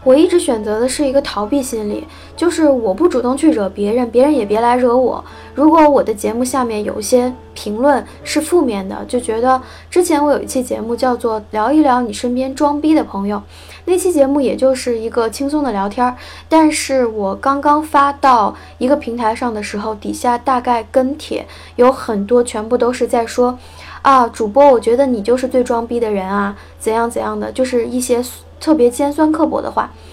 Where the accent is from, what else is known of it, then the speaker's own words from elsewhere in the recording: China; 我也是中国人了